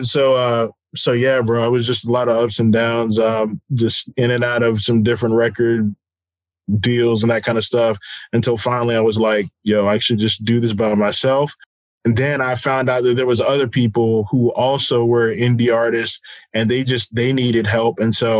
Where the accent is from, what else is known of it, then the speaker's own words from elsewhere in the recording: San Antonio, Texas, United States; I am the son of a military family. And so I grew up on Kelly Air Force Base.